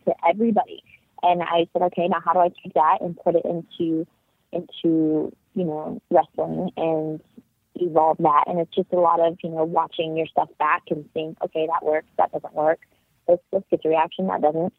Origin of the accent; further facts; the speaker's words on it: Ohio, United States; now in Florida, United States; I grew up in Ohio and it's a very farmy area that I grew up in.